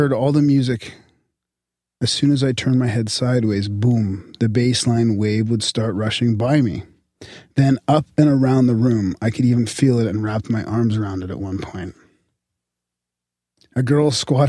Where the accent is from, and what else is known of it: Canada